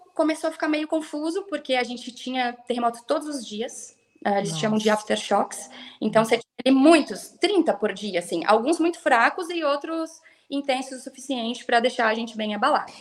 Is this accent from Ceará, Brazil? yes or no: no; Brasília, Federal District, Brazil; moved away as an adult; also born or lived in Paraná / Gramado / Três Coroas / New Zealand; now in Brasília, Brazil; eu cresci em Brasília